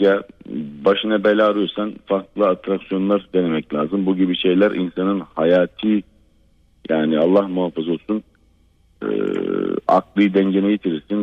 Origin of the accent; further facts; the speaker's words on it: Black Sea Region, Turkey; bizim Karadeniz'de